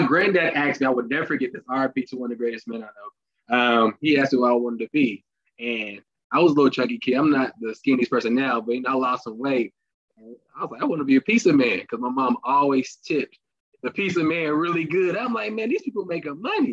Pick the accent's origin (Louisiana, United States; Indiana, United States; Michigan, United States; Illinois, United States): Indiana, United States; Indianapolis; I'm from Indianapolis, Indiana, born and raised